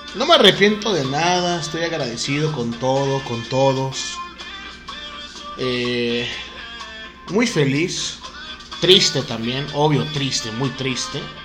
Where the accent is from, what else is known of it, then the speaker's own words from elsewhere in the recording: Oaxaca, Mexico; soy de Oaxaca, Oaxaca